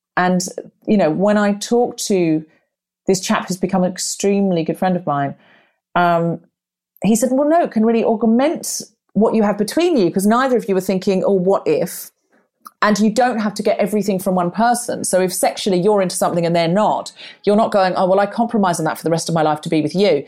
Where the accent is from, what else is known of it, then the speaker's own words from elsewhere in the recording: Queensland, Australia; moved away; also born or lived in Redcliffe, Brisbane; I grew up in Queensland